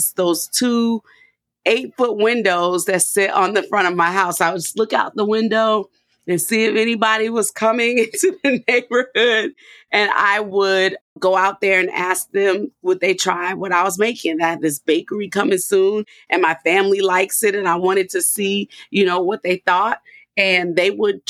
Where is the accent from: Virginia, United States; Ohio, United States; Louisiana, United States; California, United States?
Louisiana, United States; New Orleans; moved away; I'm a girl from New Orleans